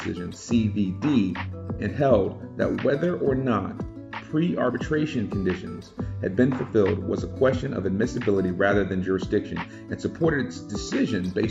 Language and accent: English; Columbia, South Carolina, United States; my hometown of Columbia, South Carolina